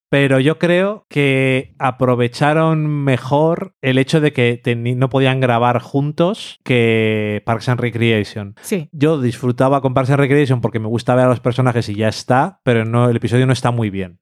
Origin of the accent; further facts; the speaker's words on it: Burgos, Castile and León, Spain; Yo soy nacido y criado en Burgos